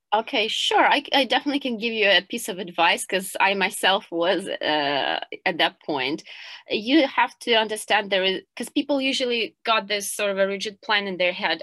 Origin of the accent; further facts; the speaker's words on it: Kyiv, Ukraine; moved away as an adult; now in Hong Kong; I'm originally from Kiev